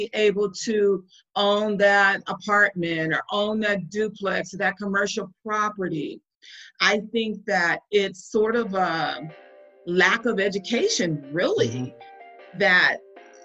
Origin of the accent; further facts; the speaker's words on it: Compton, California, United States; So I'm born and raised in Compton, California. I'm a West Coast girl